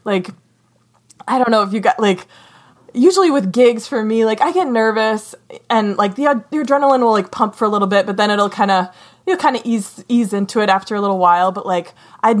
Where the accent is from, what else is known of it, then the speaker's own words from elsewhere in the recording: Wisconsin, United States; moved away as an adult; also born or lived in Ithaca, New York / Boston, Massachusetts; now in Michigan, United States; I'm from Wisconsin, but then I went to Ithaca College